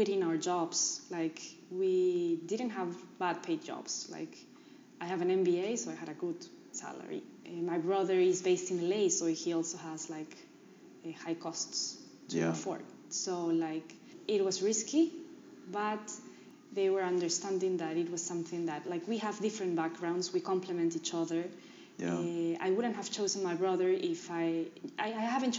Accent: Peru; English is a second language; also born or lived in New York, United States; I was from Peru

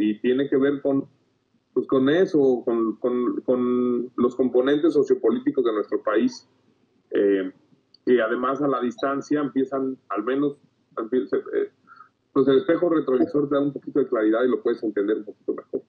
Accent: Mexico; tenemos mucho, como mexicanos

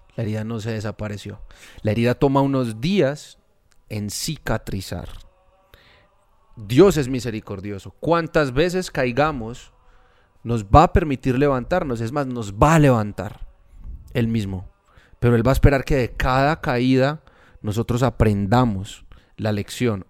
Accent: Medellín, Antioquia, Colombia; Nosotros somos de Medellín. Acá es muy común la palabra culicagao

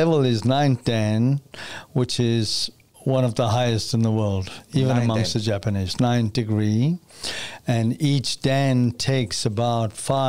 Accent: South Africa; born or raised there

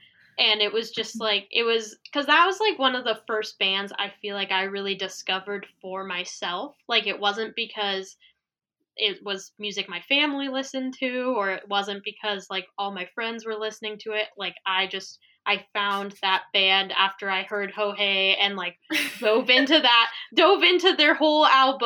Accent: Missoula, Montana, United States; moved away as an adult; now in Spokane, United States; We're both originally from Missoula, Montana. And so I recently just moved away for the first time.

